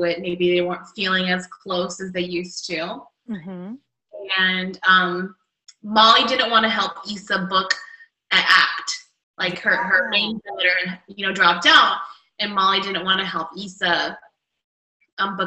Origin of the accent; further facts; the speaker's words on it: California, United States; I'm from California